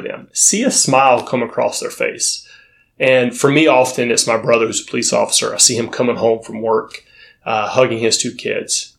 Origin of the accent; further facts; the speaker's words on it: North Florida, United States; now in Los Angeles, United States; I'm from North Florida